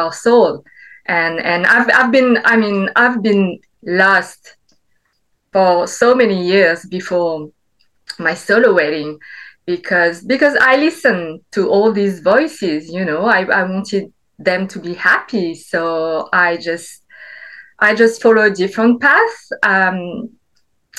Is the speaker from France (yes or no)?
yes; French Alps, France; I grew up in the French Alps. My dad is Vietnamese. My mom is French